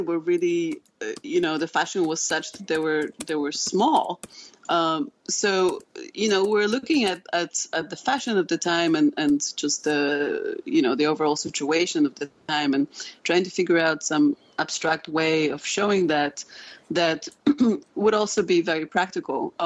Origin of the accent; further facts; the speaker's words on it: Poland; moved away; I'm originally from Poland.